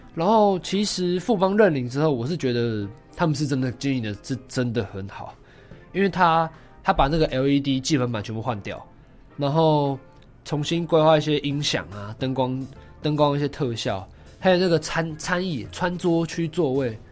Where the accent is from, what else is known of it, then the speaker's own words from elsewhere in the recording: Taipei, Taiwan; 我是台北人